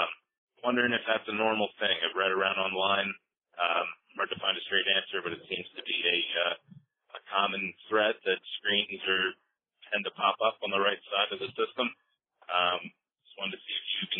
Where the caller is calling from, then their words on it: Pennsylvania, United States; By the way … I'm from Pennsylvania.